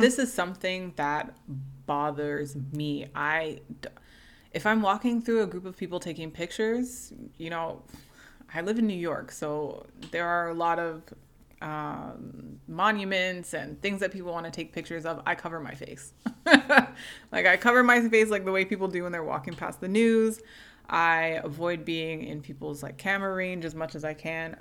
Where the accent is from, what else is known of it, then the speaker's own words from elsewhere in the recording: Canada; as someone who is a first generation Canadian, whose family is Jamaican